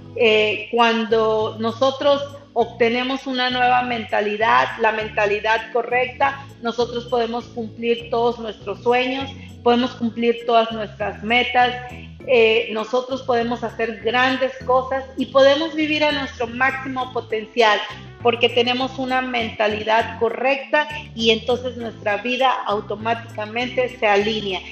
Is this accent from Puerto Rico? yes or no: no; Mexico; now in Texas, United States; yo soy mexicana, radico en Estados Unidos, en Texas, he radicado aquí por muchos años de mi vida